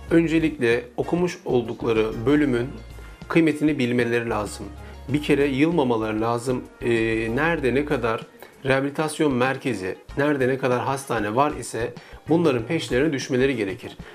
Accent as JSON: {"language": "Turkish", "region": "Ordu", "country": "Turkey", "lives_now": "Istanbul, Turkey", "said": "Orduluyum aslen. 29 yıldan beri İstanbul'da ikamet ediyorum. E, Sultanbeyli'de yaşamı sürdürüyorum."}